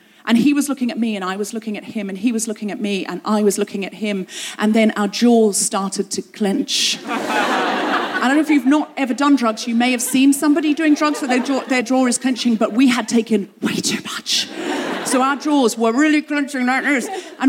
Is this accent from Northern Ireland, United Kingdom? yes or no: no; London, United Kingdom; "Where are you from?" "London." "London, Ontario?" "No, London, England."